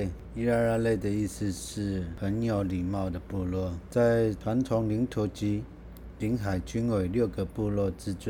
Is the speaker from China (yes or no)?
no; Langdao, Orchid Island, Taitung County, Taiwan; 因为我是狼岛的，